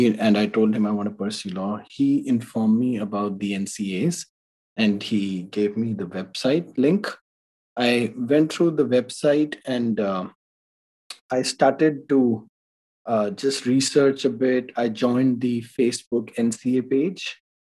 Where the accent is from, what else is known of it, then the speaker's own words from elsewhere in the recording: Delhi, India; English is a second language; moved away as an adult; I can write those exams in my home country as well, in Delhi.